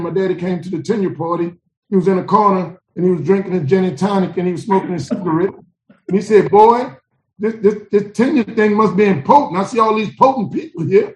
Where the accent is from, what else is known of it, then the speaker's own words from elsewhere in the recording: New Orleans, Louisiana, United States; moved away as an adult; also born or lived in Atlanta, Georgia; I'm from New Orleans, Louisiana. I'm from back of town, Gerttown, Zion City. I'm from the Lower Nine, where we don't mind dying